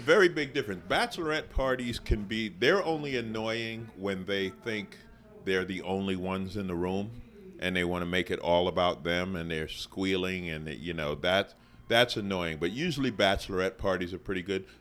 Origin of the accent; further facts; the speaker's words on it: New York City, New York, United States; moved away; I grew up in Queens